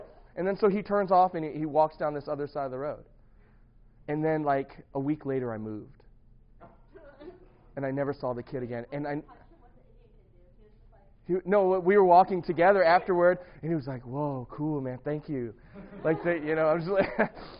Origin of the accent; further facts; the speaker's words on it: St. Louis, Missouri, United States; I grew up in St. Louis.